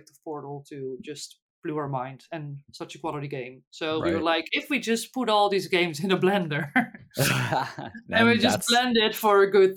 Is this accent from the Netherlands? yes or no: yes; Netherlands; first language Dutch; English is a second language; Dutch, English is not my native language